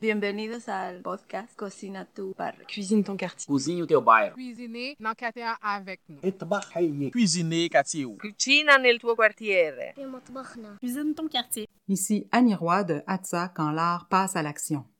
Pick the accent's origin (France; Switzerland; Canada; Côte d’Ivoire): Canada; Montreal, Quebec; also born or lived in Bangladesh; je suis d'origine du Bangladesh. Nous sommes arrivés avec ma mère le 16 novembre 1988 à Montréal directement de Bangladesh